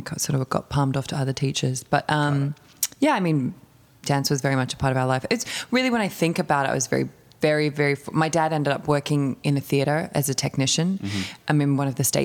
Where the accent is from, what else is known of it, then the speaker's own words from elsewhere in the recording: Melbourne, Victoria, Australia; also born or lived in Paris, France; I grew up in Melbourne in the really, really super glorious southeastern suburbs of Melbourne